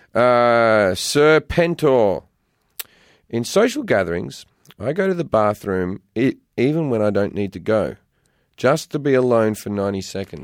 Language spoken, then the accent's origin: English; Australia; also born or lived in London; now in California, United States; growing up in Australia and then living in London